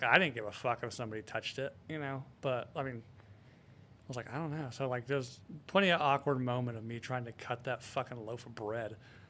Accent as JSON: {"language": "English", "region": "the South", "country": "United States", "said": "Maybe that's because I'm from the South."}